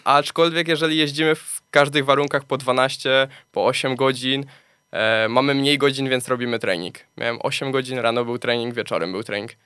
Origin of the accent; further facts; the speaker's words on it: Gliwice, Silesian Voivodeship, Poland; urodziłem się na Śląsku, mieszkam na Śląsku